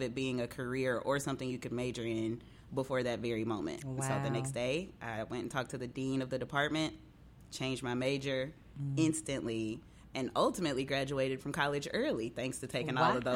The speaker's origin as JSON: {"language": "English", "town": "West Memphis", "region": "Arkansas", "country": "United States", "tie": "born or raised there", "also_born_or_lived": "Conway, Arkansas / Fort Smith, Arkansas", "moved": "as an adult", "lives_now": "Memphis, United States", "said": "I was actually born and raised in West Memphis, Arkansas, right across the bridge"}